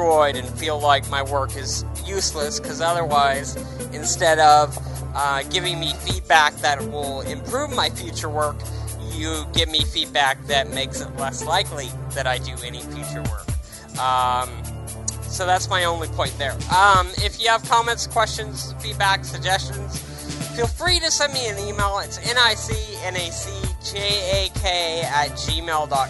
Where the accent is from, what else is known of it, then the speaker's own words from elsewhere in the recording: United States; lots of Americans go around, including myself